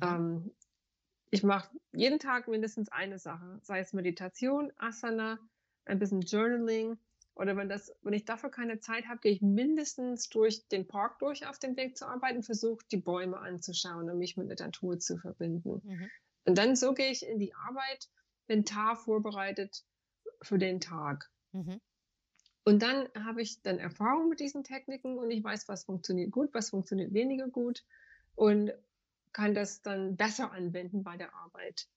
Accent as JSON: {"language": "German", "country": "United States", "second_language": "German", "moved": "as an adult", "lives_now": "Frankfurt, Germany", "said": "Ich komme ursprünglich aus den USA und ich bin mit 25 fest nach Deutschland gekommen"}